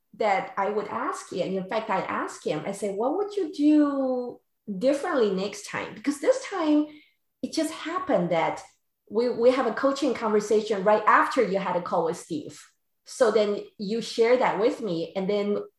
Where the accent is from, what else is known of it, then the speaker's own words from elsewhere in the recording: Taiwan; now in San Diego, United States; I grew up in Taiwan.